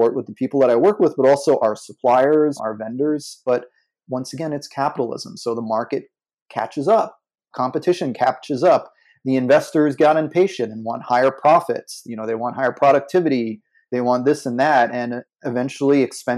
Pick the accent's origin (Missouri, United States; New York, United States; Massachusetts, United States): New York, United States; New York City; I grew up in New York City